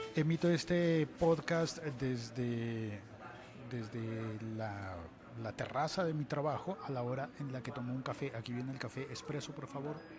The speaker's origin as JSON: {"language": "Spanish", "country": "Colombia", "said": "en mi país, en Colombia"}